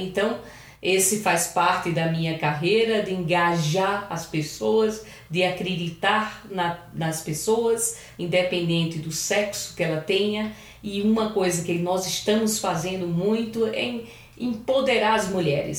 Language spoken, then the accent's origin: Portuguese; Paraíba, Brazil; moved away as an adult; now in São Paulo, Brazil; eu sou paraibana